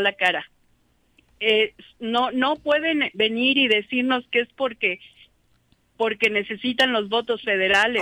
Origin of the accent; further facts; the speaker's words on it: Jiutepec, Morelos, Mexico; soy de Jutepec